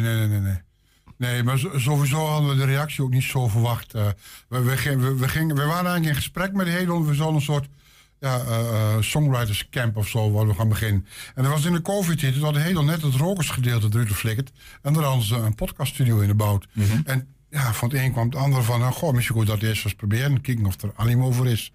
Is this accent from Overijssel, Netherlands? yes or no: yes; Rouveen, Overijssel, Netherlands; now in Zwolle, Netherlands; ik ben geboren en opgegroeid in Staphorst, Roveen.